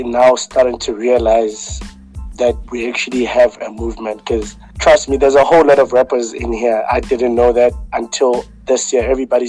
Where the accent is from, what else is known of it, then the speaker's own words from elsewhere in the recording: Johannesburg, Gauteng, South Africa; also born or lived in West Rand; is a kid from Alexandra. For those who actually know me, know which I grew up in Alexandra before I moved in the West End.